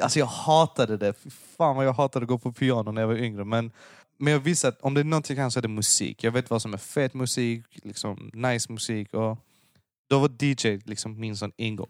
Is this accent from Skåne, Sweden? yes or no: yes; Lund, Skåne, Sweden; jag, jag föddes och växte upp i Lund